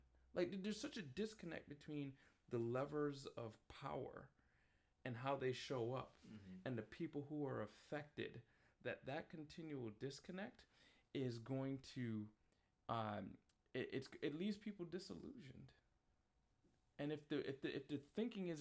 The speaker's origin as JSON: {"language": "English", "town": "New York City", "region": "New York", "country": "United States", "tie": "born or raised there", "also_born_or_lived": "Washington, D.C.", "moved": "as an adult", "lives_now": "Waterbury, United States", "said": "I grew up in Queens, New York, went to school in Manhattan"}